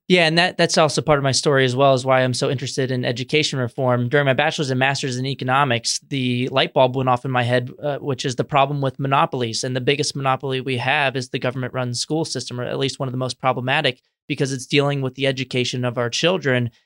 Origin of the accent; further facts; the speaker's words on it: San Antonio, Texas, United States; moved away as an adult; now in Washington, D.C., United States; I grew up in Texas, in San Antonio, where I went to government schools the entire time